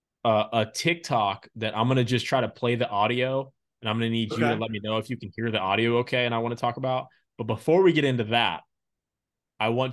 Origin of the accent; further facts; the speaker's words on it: Florida, United States; I'm from Florida.